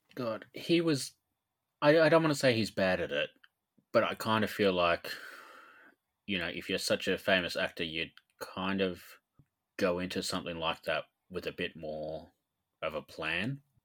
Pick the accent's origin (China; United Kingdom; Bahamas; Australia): Australia; being Australian